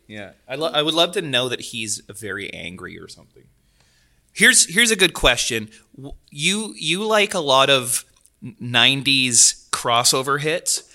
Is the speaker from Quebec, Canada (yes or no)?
no; Delta, British Columbia, Canada; I grew up in Delta